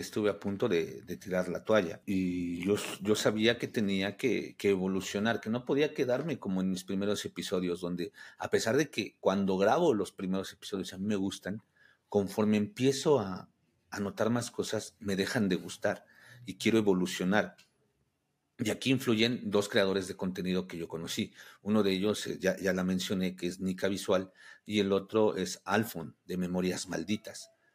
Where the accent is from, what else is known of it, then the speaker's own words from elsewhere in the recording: Mexico; soy de México